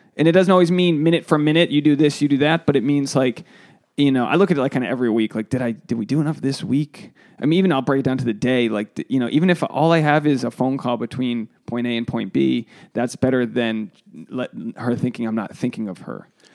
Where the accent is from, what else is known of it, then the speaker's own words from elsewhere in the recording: East Coast, United States; moved away; I'm from, you know, I'm from the East Coast